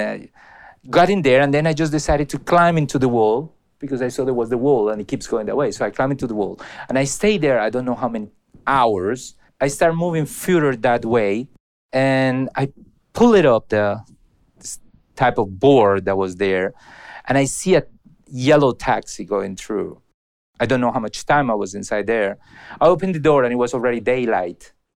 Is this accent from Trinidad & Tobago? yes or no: no; Colombia; English is a second language; moved away; to send me back to Colombia